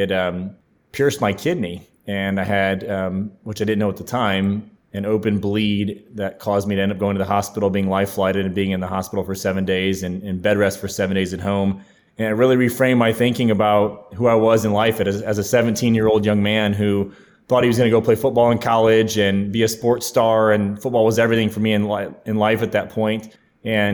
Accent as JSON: {"language": "English", "region": "Ohio", "country": "United States", "tie": "born or raised there", "also_born_or_lived": "Clemson, South Carolina / Charleston, South Carolina", "moved": "as an adult", "lives_now": "Nashville, United States", "said": "my home state of Ohio"}